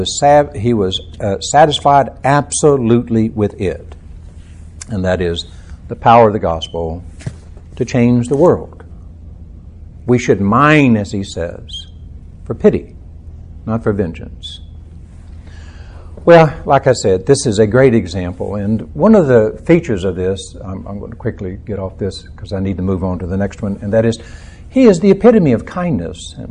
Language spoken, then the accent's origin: English; central Texas, United States; I was born in Texas, in the central part of Texas